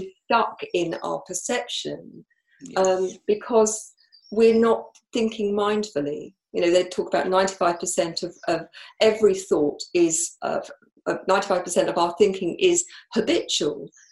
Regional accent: United Kingdom; I'm from the UK

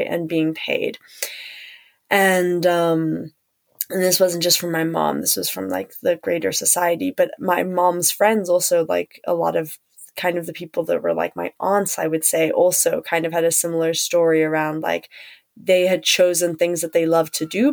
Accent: South Africa; And also being South African

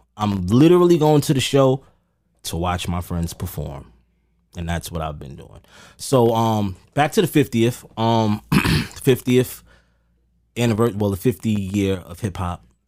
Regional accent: New York City, New York, United States; So I'm a West Indian descent child, but I was born in Amer-, I was born in Harlem

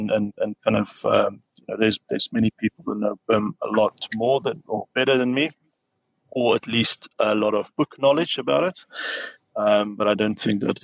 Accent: South Africa; moved away as an adult; now in United Kingdom; So studied in South Africa in my hometown.

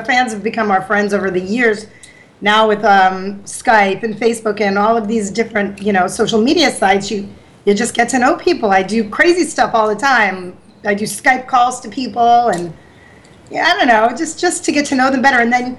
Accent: Bari, Apulia, Italy; born there; I was born in Bari, yes. I was born on vacation. They didn't plan well.

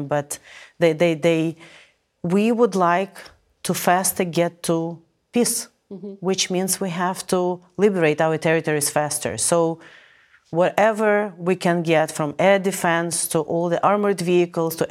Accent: Ukraine; moved away as an adult; now in United States; my hometown was liberated

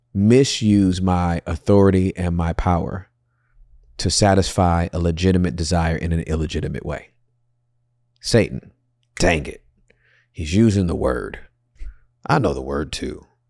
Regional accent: Inglewood, California, United States; I'm from Inglewood

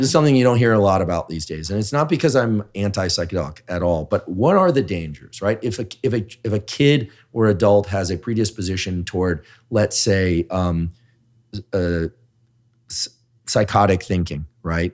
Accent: Bay Area, California, United States; I'm from the Bay Area

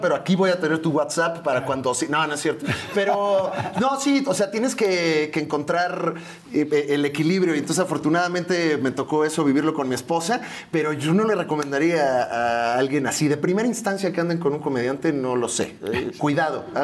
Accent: Naucalpan, State of Mexico, Mexico; Y estábamos ahí en, Echegaray, eh, soy hijo del Estado de México, eh, Sateluco, y ahí vivíamos todos en una casa, ocho personas

